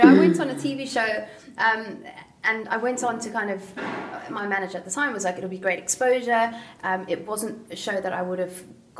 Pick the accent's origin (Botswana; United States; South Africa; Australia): South Africa; Somerset West, Western Cape; moved away; I'm from Somerset West in Cape Town, which is quite a small back then. Like this is a long time ago. It was a small village. There wasn't too much going on